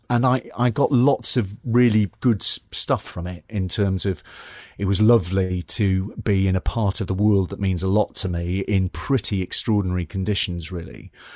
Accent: Newcastle upon Tyne, North East England, United Kingdom; accent: Geordie; moved away; I'm originally from the northeast. Uh, I'm from Newcastle upon Tyne. Um, I'm a, I, I am a Geordie.

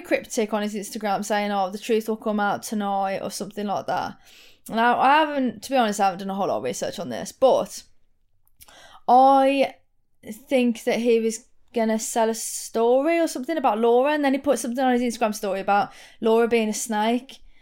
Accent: Wolverhampton, West Midlands, United Kingdom; accent: Wolverhampton; my Wolverhampton accent

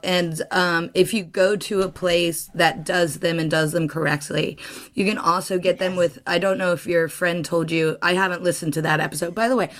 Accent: Midwest, United States; I'm very much from the Midwest.

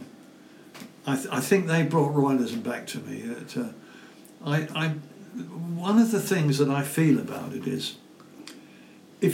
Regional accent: Esher, South East England, United Kingdom; my hometown of Esher

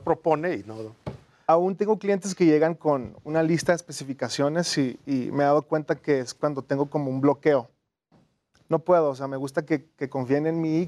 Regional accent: Tijuana, Baja California, Mexico; moved away as an adult; now in Mexico City, Mexico; Soy de Tijuana originalmente.

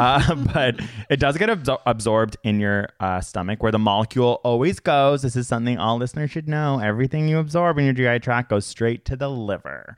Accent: Toronto, Ontario, Canada; where I grew up in Toronto

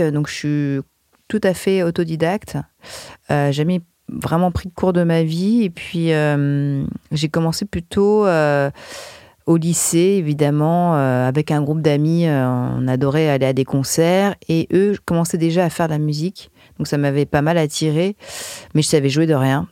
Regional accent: France; quand on est français et qu'on écrit en anglais

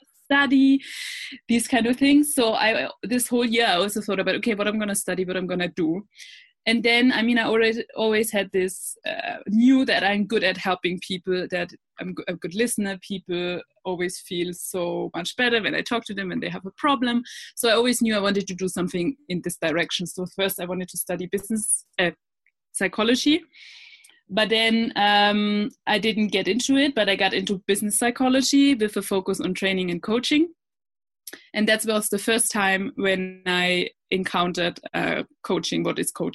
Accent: Germany; moved away as an adult; also born or lived in Australia; I'm originally from Germany

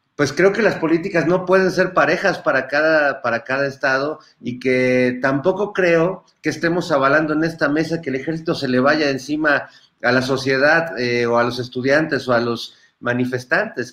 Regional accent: Mexico

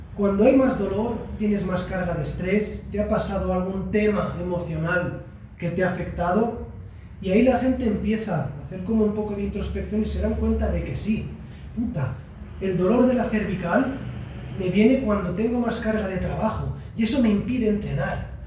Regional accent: Barcelona, Catalonia, Spain; vengo de Barcelona

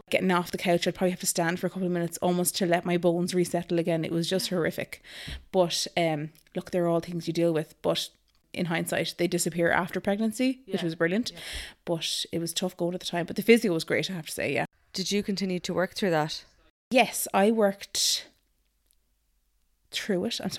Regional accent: Naas, County Kildare, Ireland; Hi, everybody. Um … I am from Naas, and I have three gorgeous little kitties.

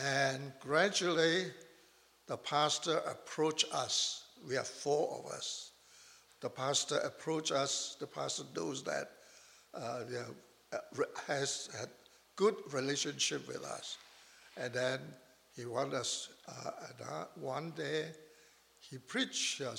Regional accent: Malaysia; accent: Chinese slang; moved away as an adult; I was born in Malaysia and raised up there until at the age of 18.

